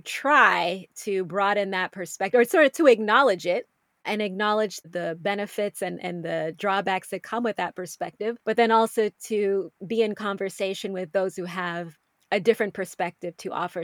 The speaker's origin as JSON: {"language": "English", "country": "United States", "said": "I'm a U S citizen, that I'm American"}